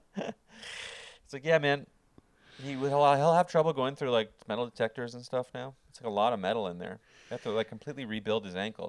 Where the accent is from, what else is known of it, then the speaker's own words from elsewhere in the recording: Canada; I'm from Canada